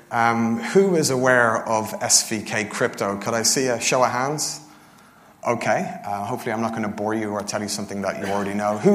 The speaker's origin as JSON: {"language": "English", "town": "Dublin", "region": "Leinster", "country": "Ireland", "moved": "yes", "lives_now": "London, United Kingdom", "said": "Originally, I moved over from Dublin, Ireland"}